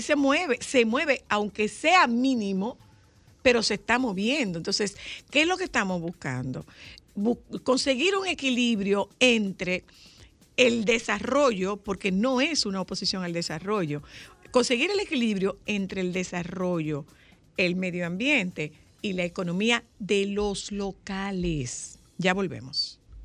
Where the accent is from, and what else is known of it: Nagua, María Trinidad Sánchez, Dominican Republic